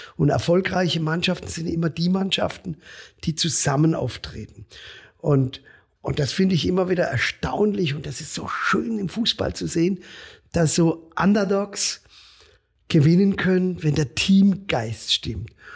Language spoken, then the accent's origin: German; Breisach am Rhein, Baden-Württemberg, Germany; hier in meiner Heimat in Breisach am Rhein